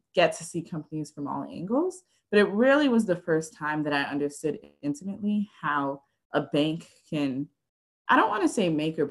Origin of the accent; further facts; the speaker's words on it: Connecticut, United States; I grew up in Connecticut